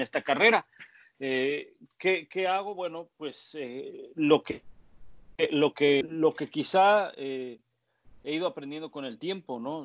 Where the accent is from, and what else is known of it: Mexico; now in New England, United States